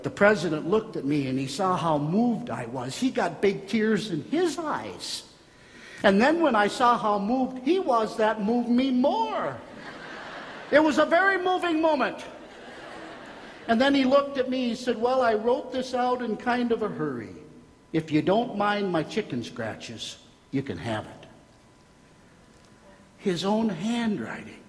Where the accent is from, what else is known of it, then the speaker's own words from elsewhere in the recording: Minnesota, United States; I'm from Minnesota